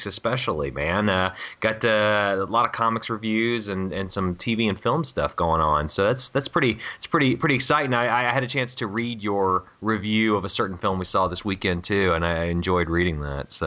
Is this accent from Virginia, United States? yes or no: yes; Virginia Beach, Virginia, United States; moved away; I'm originally from Virginia